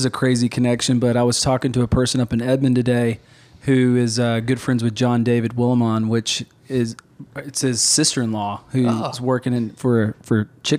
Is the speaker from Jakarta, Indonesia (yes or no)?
no; Papua, Indonesia; moved away; also born or lived in Carlsbad, New Mexico, United States / Baton Rouge, Louisiana, United States; I was born in America, moved from Carlsbad, New Mexico to Baton Rouge, Louisiana. And then at the age of 5, moved to Irian and Jaya, Papua, which lived 9,000 feet in the jungles of Indonesia.